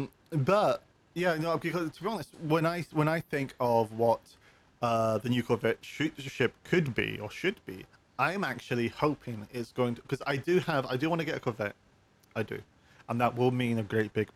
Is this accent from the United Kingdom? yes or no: yes; United Kingdom; I'm British